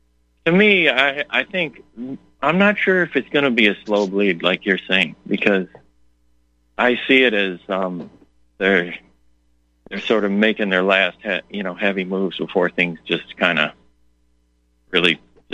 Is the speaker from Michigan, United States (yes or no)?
yes; Detroit, Michigan, United States; because I come from Detroit? I say, I'm from the future.